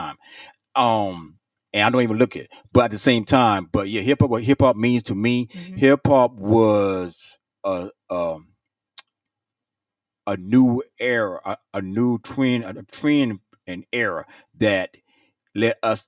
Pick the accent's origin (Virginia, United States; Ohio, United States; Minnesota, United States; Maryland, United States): Virginia, United States; I'm a native from Virginia.